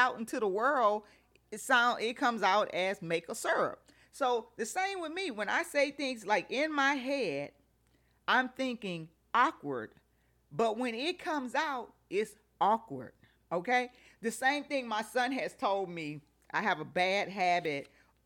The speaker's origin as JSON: {"language": "English", "region": "Louisiana", "country": "United States", "said": "I'm from Louisiana"}